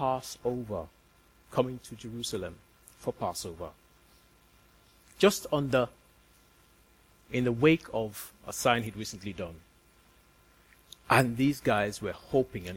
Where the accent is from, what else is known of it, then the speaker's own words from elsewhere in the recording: Nigeria; moved away; I'm from Nigeria